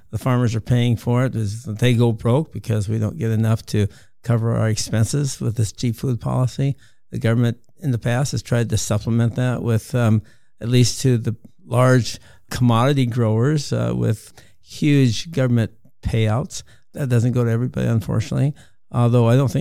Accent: Montana, United States; I'm from Montana, living on a wheat and cattle ranch that has been the family

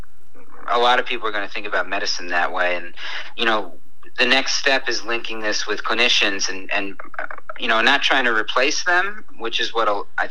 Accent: New York City, New York, United States; I used to walk all the time as a New Yorker.

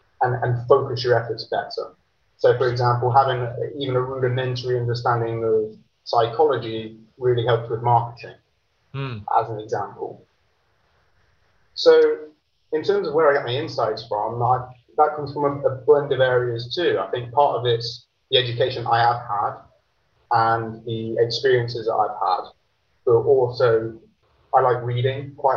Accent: Grantham, East Midlands, United Kingdom; I'm from the UK. I grew up in a small town in a place called Lincolnshire. The town's called Grantham.

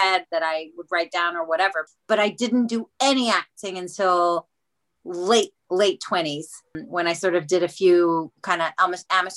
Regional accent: Israel; moved away as an adult; now in England; I was born in Israel, which maybe is something that not everybody knows. I moved to England when I was 30

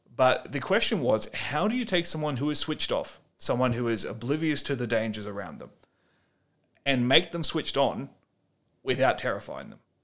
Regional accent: Australia; as an Australian author

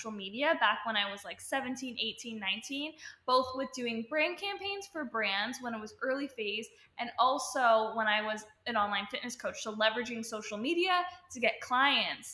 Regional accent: Toronto, Ontario, Canada; moved away as an adult; now in Los Angeles, United States; I am from Canada, Toronto, Ontario

